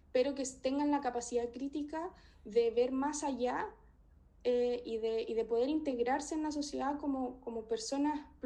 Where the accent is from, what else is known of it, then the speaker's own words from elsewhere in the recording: Chile; pero en general, como chilena, eh, lo que más me chocó en un principio es que no podía ver cordillera, no podía ver montañas.